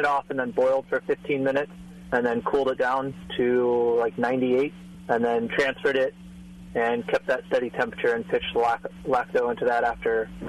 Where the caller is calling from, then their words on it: Burbank, California, United States; I'm calling from Burbank.